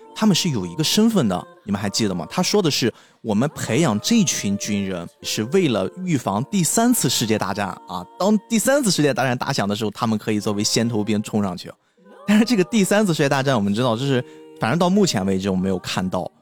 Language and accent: Chinese; China; 我们中国人